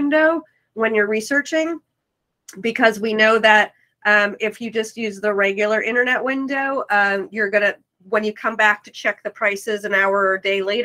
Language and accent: English; New York City, New York, United States; moved away; I'm from New York City